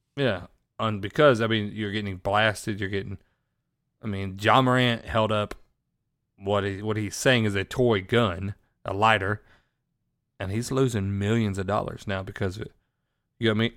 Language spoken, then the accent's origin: English; Florida, United States; I got to go to my home state of Florida